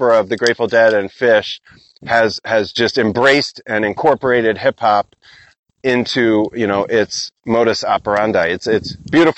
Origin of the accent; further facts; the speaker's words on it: Philadelphia, Pennsylvania, United States; moved away; also born or lived in Burlington, Vermont; I'm from Philly area.